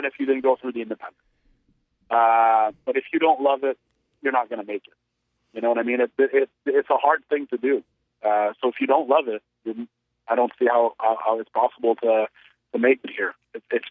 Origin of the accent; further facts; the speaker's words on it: Canada; I was from Canada as well